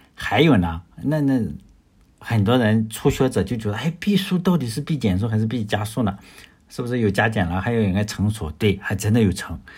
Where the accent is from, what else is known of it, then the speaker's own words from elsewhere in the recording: China; 我也是来自中国的